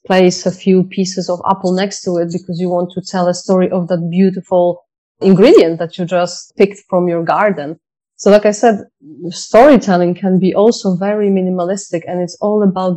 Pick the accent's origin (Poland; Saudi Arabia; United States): Poland; moved away; I'm from Poland, so mushroom picking is something that we used to do a lot as children